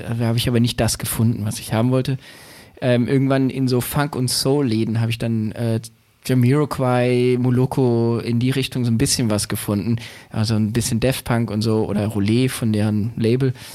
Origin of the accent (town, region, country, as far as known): Berlin, Germany; born or raised there